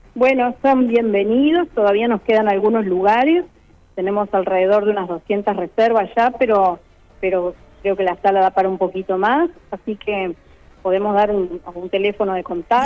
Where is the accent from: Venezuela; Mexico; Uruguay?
Uruguay; muchos uruguayos, la mayoría venimos de culturas migratorias de Italia, de España